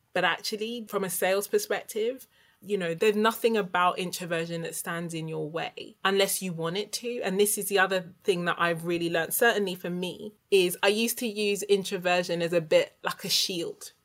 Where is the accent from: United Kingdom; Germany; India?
United Kingdom; I was born in the UK. So I'm the child of an immigrant